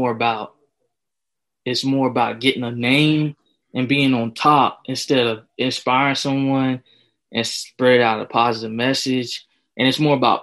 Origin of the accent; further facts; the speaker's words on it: Winston-Salem, North Carolina, United States; also born or lived in Lexington, North Carolina; I'm from Lexington, North Carolina. Mm-hmm. I was born in Winston-Salem, so that's where I'm from